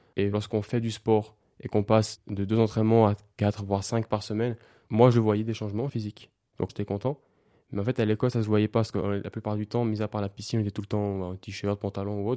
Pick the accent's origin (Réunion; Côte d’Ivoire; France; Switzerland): Switzerland; j'habite en Suisse, je suis suisse